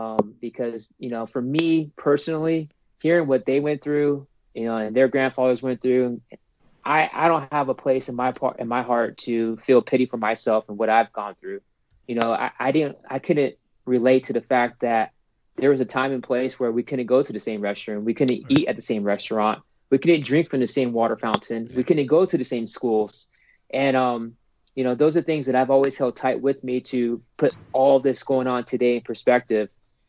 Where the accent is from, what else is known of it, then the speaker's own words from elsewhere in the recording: San Diego, California, United States; And again, I'm from San Diego, so like I feel almost spoiled